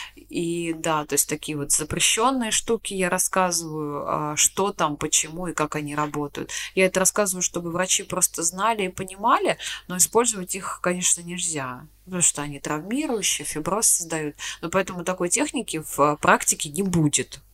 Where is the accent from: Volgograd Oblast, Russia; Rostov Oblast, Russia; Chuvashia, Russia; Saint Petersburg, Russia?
Volgograd Oblast, Russia; Volgograd; мы из Волгограда с тобой, да, из Волгограда